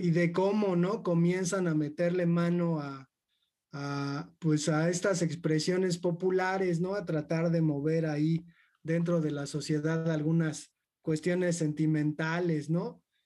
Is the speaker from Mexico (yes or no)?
yes; Mexico; somos nosotros los mexicanos